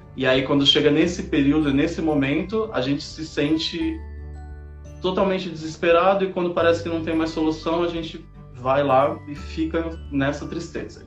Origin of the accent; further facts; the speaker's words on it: São Paulo, Brazil; sou de São Paulo, moro na Bela Vista